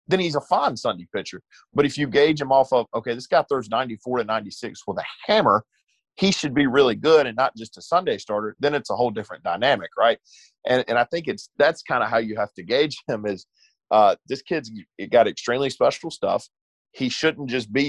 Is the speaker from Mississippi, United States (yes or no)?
yes; Eupora, Mississippi, United States; moved away; I'm from Eupora. I don't live there now, but I went back home after the game